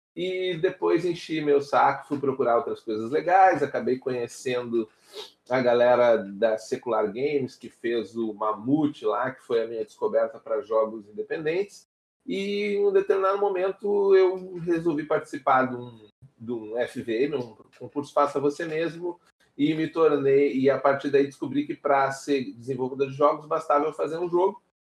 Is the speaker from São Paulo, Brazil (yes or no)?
no; Porto Alegre, Rio Grande do Sul, Brazil; Um pequeno mancebo aqui no sul do país. Eu sou de Porto Alegre